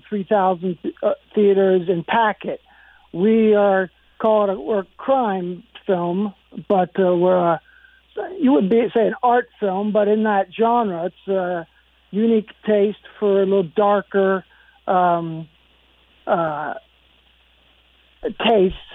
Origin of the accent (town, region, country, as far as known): Upper Arlington, Ohio, United States; born or raised there; moved away as an adult; also born or lived in Chagrin Falls, Ohio / Granville, Ohio